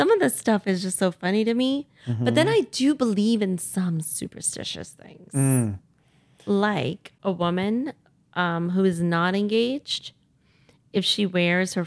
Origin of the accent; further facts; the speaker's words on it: United States; growing up as an Indian girl in American culture